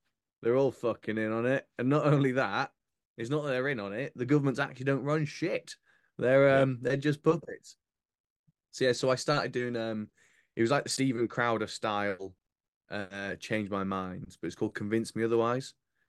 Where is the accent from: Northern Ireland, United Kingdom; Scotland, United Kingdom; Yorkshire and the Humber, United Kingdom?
Yorkshire and the Humber, United Kingdom; I grew up in North Yorkshire.